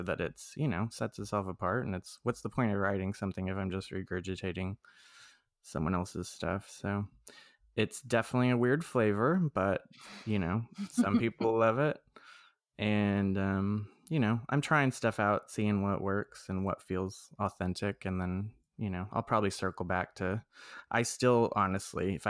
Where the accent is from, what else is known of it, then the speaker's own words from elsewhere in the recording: Texas, United States; I grew up in Texas, so my family is not like